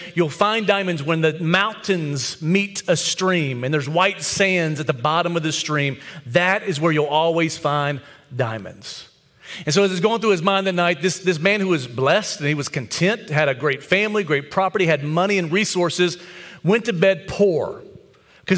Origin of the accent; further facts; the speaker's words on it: the Bible Belt, United States; being in the Bible Belt and growing up in the Bible Belt